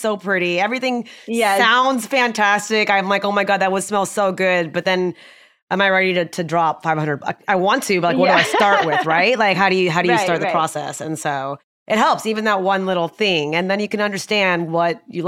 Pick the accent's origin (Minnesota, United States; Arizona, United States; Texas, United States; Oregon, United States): Texas, United States; also born or lived in India; I grew up in Texas